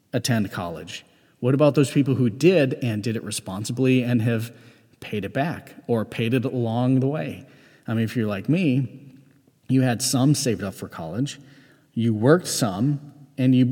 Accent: United States; as a member of Gen X and as an American

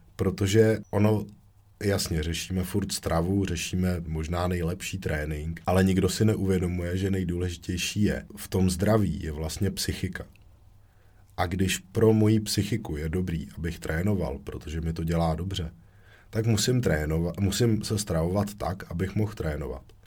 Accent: Děčín, Ústí nad Labem Region, Czechia; u nás v Děčíně

